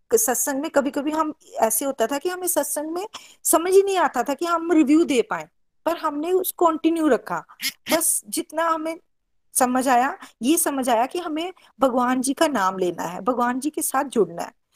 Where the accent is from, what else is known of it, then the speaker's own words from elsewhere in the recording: Pathankot, Punjab, India; now in Bangalore, India; पठानकोट से बेसिकली मैं पठानकोट से हूँ और बेंगलोर में हम सेटल्ड